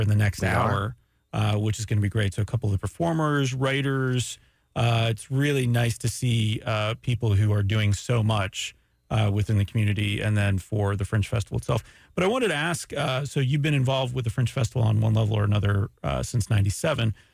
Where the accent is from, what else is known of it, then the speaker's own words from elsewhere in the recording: Daytona Beach, Florida, United States; also born or lived in Montreal, Canada; raised in Daytona Beach, Florida.